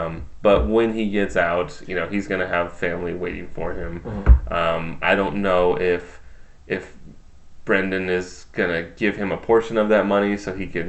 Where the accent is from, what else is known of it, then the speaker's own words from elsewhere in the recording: California, United States; I'm Californian, so I don't.